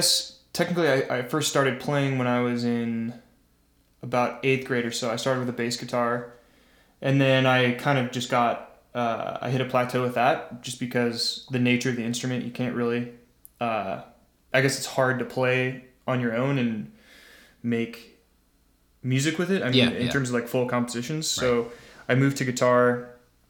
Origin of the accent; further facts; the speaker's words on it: Zionsville, Indiana, United States; moved away as an adult; also born or lived in Bloomington, Indiana; now in Chicago, United States; Zionsville. Moved there when I was probably 6 years old